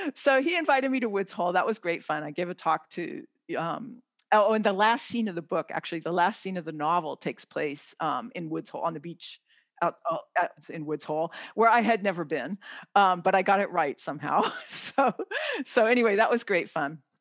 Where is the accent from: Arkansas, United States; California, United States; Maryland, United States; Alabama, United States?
California, United States; I come from California